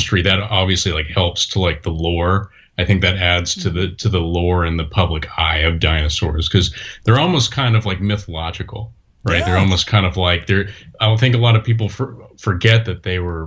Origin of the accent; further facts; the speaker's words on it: Orange County, California, United States; I grew up in Orange County, so I'm pretty close